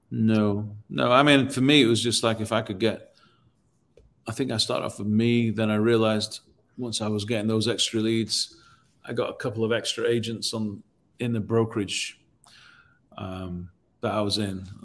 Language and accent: English; Nashville, Tennessee, United States; Well, I'm from Nashville, so then that links me to that city